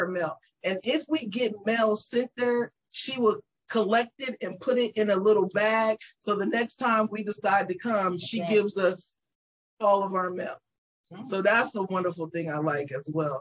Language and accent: English; Las Vegas, Nevada, United States; moved away as an adult; now in Texas, United States; we are natives born and raised in Vegas